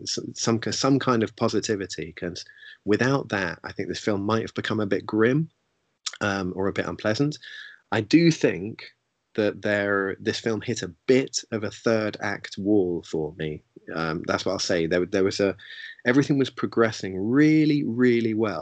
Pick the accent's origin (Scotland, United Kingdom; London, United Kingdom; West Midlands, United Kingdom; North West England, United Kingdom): London, United Kingdom; as someone who grew up in London